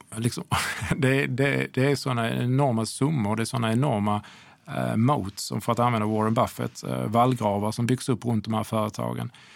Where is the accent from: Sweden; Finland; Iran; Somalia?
Sweden; som svensk privatperson